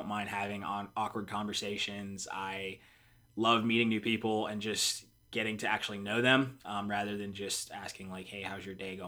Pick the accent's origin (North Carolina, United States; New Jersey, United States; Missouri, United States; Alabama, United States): North Carolina, United States; Charlotte; I am from Charlotte, North Carolina. Kind of moved around a little bit, but I consider Charlotte home.